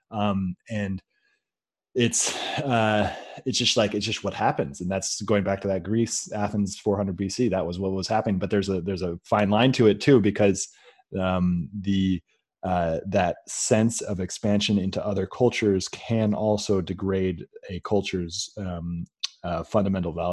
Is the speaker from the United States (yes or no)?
yes; California, United States; I came from Silicon Valley and was uh, surrounded by investors when I was younger